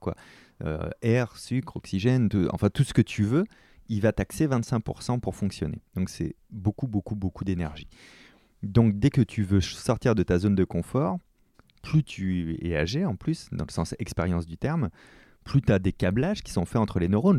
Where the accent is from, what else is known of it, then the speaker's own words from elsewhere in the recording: France; chez nous en France